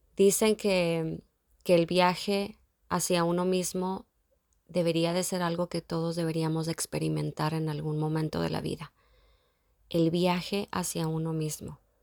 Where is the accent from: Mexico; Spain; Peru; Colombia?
Mexico; moved away as an adult; also born or lived in Dublin; haber nacido en México